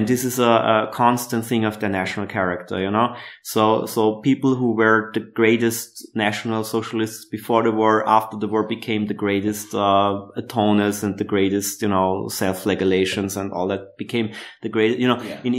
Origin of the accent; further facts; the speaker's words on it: Austria; moved away as an adult; also born or lived in Berlin, Germany; we Austrians